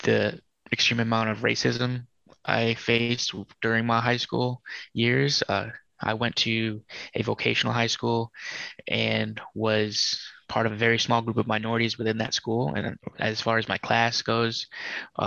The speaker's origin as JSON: {"language": "English", "region": "Massachusetts", "country": "United States", "tie": "born or raised there", "moved": "as an adult", "said": "leave the state I was born in Massachusetts"}